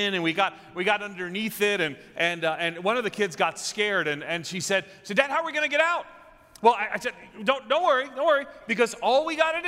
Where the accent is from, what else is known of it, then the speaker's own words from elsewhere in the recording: New York, United States; moved away as an adult; also born or lived in Nashville; now in Chicago, United States; I'm a New Yorker. I think of myself as a New Yorker, having lived in New York more than anywhere else